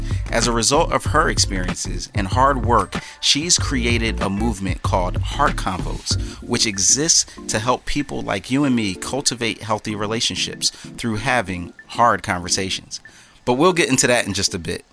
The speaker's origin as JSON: {"language": "English", "town": "Philadelphia", "region": "Pennsylvania", "country": "United States", "tie": "born or raised there", "moved": "yes", "said": "I was born and raised in Philly."}